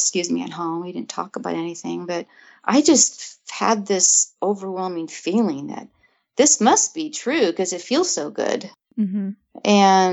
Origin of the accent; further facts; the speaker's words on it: California, United States; So I grew up in California in the northern part.